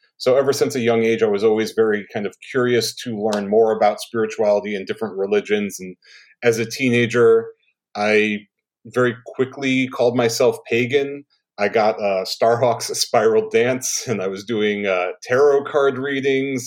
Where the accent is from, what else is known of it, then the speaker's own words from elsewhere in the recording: Hudson River, New York, United States; I grew up on the Hudson River in actually the house that my grandfather and grandmother lived